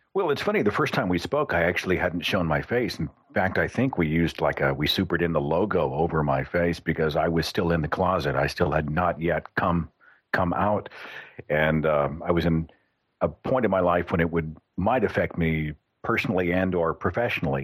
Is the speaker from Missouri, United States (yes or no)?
no; Oklahoma, United States; in Oklahoma, which is my home state, there's a church on every half block